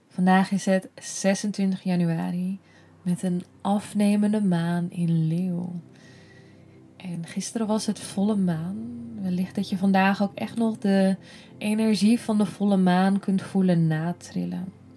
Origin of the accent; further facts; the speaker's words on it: Netherlands; wij als Nederlanders